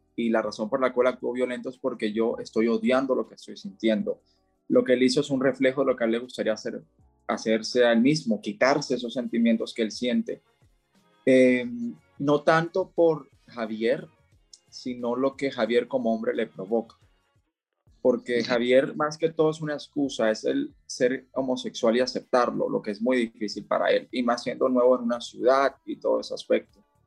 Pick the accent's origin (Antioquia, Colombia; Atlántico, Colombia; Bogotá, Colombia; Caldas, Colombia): Atlántico, Colombia; Barranquilla; moved away as an adult; now in Cali, Colombia; yo soy de Barranquilla, Colombia, aunque actualmente vivo en Cali